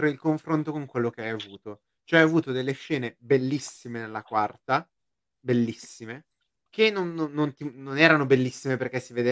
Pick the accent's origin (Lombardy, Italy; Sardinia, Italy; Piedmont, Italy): Lombardy, Italy; Dalla Brianza.